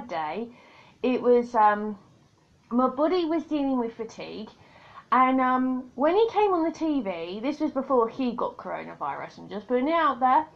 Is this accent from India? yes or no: no; United Kingdom; accent: British; I'm a Brit.